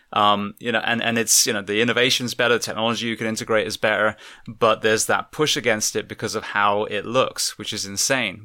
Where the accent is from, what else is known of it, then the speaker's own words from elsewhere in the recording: England, United Kingdom; moved away; I'm from England